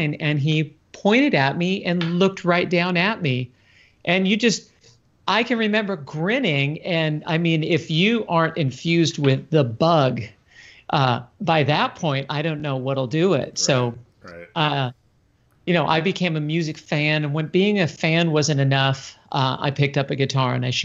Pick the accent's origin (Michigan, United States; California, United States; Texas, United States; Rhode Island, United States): California, United States; San Francisco; I grew up in California and Haight-Ashbury and San Francisco